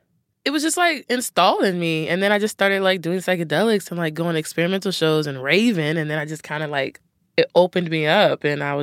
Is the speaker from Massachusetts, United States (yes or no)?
no; Cincinnati, Ohio, United States; There's this little town in Ohio called Wyoming, and that's where I first picked up the instrument.